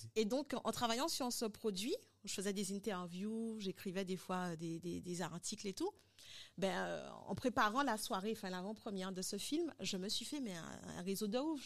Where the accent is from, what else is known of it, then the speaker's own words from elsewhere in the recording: Guadeloupe; also born or lived in Paris, France / Dominican Republic; je suis guadeloupéenne